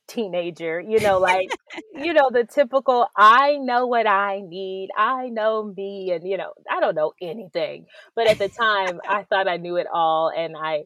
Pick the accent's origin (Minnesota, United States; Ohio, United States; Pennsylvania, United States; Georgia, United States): Georgia, United States; Clayton County; I grew up in Clayton County in Georgia